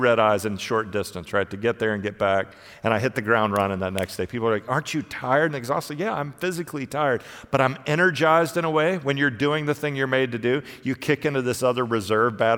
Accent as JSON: {"language": "English", "country": "United States", "said": "I'm a pastor from the United States"}